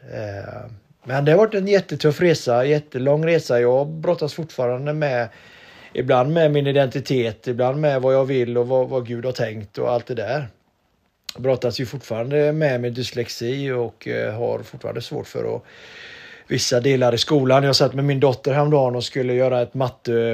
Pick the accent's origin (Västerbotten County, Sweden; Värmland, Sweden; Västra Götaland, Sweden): Västra Götaland, Sweden; Donsö; moved away; På Donsö växte jag upp och hade en bra uppväxt